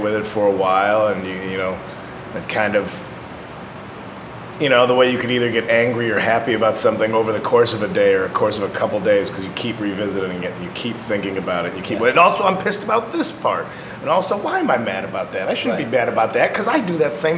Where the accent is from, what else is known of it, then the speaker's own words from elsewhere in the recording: just outside of Chicago, Illinois, United States; I grew up just outside of Chicago